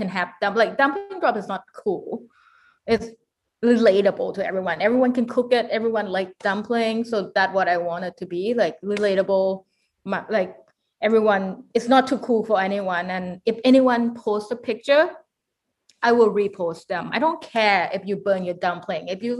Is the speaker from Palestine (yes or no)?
no; Victoria, British Columbia, Canada; I grew up in Victoria